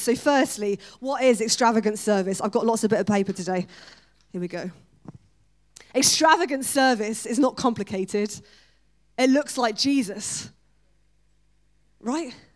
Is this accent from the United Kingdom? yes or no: yes; United Kingdom; We're so British.